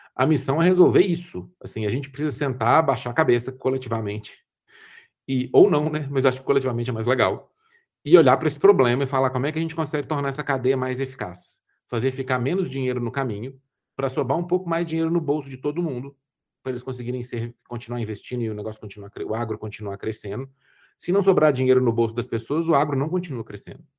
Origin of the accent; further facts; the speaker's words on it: Brazil; sendo brasileiro, falando português e ficando à vontade aqui